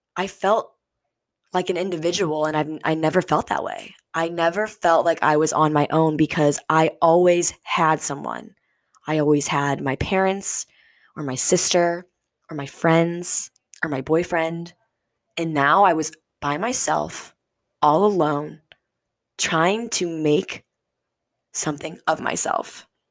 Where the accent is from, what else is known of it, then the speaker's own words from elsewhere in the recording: St. Louis, Missouri, United States; moved away as an adult; I grew up, born and raised in Saint Louis, Missouri